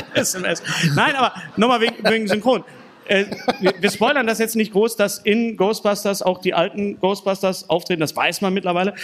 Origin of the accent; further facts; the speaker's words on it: Bochum, North Rhine-Westphalia, Germany; also born or lived in Berlin; bei uns in Bochum